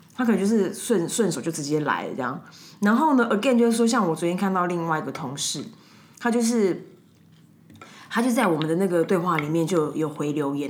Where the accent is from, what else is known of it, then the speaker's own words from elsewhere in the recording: Taiwan; 我们就是台湾人